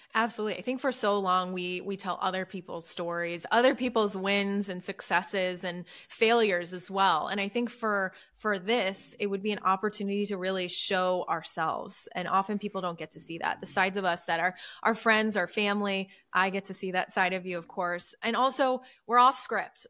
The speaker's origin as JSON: {"language": "English", "region": "Midwest", "country": "United States", "tie": "born or raised there", "also_born_or_lived": "New York", "moved": "yes", "said": "grew up in the Midwest, love the Midwest."}